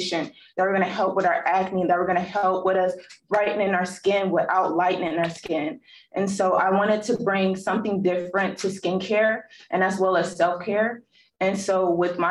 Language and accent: English; California, United States; I'm from California